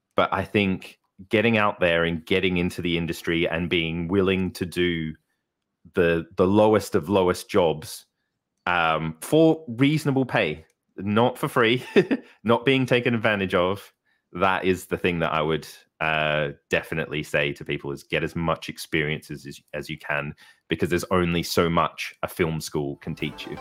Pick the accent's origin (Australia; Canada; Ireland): Australia; Melbourne, Victoria; moved away as an adult; now in Darlington, United Kingdom; I was born in Melbourne, Australia, um, grew up there, uh, and studied there until, till I was twenty-three